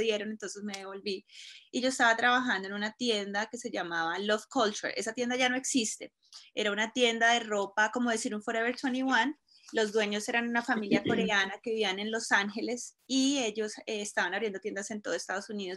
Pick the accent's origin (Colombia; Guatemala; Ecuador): Colombia; Cúcuta, Norte de Santander; moved away as an adult; now in Colorado, United States; colombiana de Cúcuta, de Cúcuta, la frontera con Venezuela. Eh, llegué aquí a los 18 años